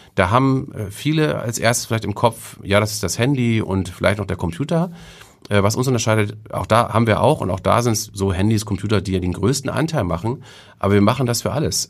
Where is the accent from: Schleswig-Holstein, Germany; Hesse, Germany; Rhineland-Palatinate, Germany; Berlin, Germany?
Schleswig-Holstein, Germany; Kiel; also born or lived in Hamburg; now in Reinbek, Germany; ich bin in Kiel groß geworden, bis ich ähm, in die sechste Klasse kam oder okay. fünfte Klasse kam. Ähm, und ähm, dann, äh, weil mein Vater einen neuen Job bekommen hatte, sind wir nach Oldenburg und Holstein umgezogen